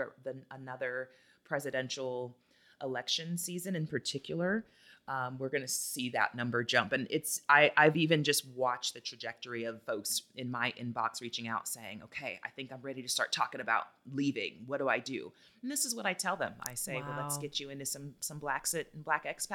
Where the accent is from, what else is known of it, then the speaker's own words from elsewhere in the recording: United States; moved away as an adult; now in Costa Rica; oh, she's American